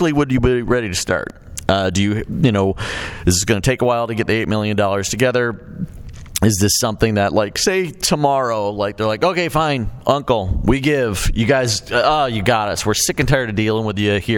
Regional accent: Chicago, Illinois, United States; we grew up in Chicago

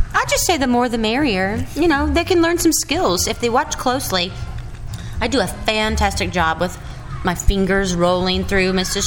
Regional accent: North Carolina, United States; I'm really from North Carolina

